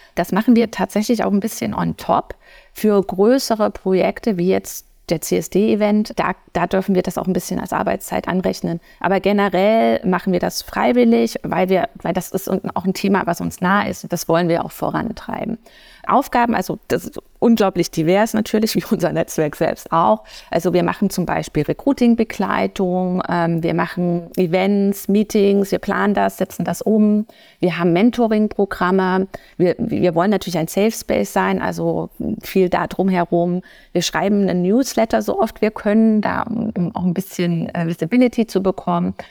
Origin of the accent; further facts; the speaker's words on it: Erfurt, Thuringia, Germany; moved away as an adult; also born or lived in United States / Atlanta; Ich bin ähm, ursprünglich geboren und auch aufgewachsen in Erfurt